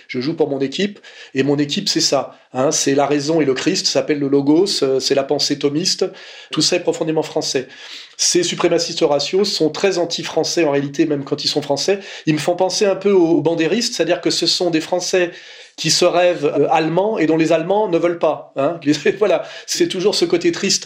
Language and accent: French; France; on est français